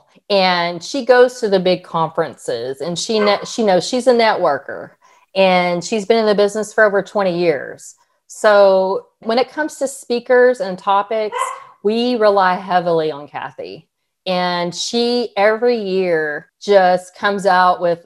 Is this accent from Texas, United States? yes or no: yes; Texas, United States; We're from Texas.